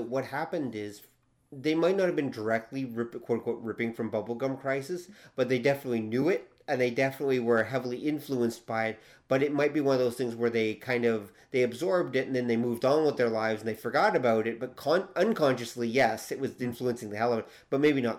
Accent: Canada; We are Canadian.

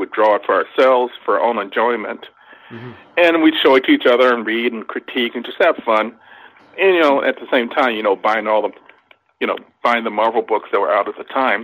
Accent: Los Angeles, California, United States; I grew up in South Central Los Angeles

